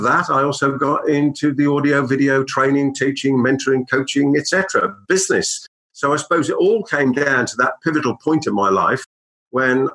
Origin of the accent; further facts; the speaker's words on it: Birmingham, West Midlands, United Kingdom; accent: Brummie; my Brummie accent